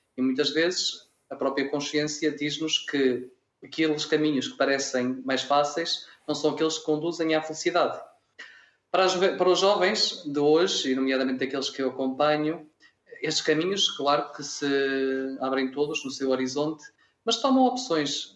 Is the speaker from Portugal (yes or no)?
yes; Vila Verde, Norte, Portugal; moved away as an adult; also born or lived in Alentejo; now in Mora, Portugal; Sou de uma aldeia rural chamada Abuinda Nóbrega, Conselho Vila Verde, Distrito de Braga. Portanto, sou minhoto